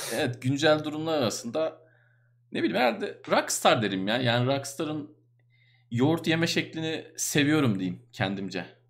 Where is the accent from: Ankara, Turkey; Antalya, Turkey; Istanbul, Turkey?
Ankara, Turkey; ben doğma büyüme Ankaralıyım